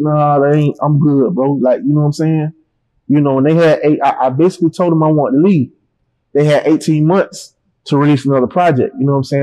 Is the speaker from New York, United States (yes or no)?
no; Panama City, Florida, United States; moved away; I don't come home to Panama City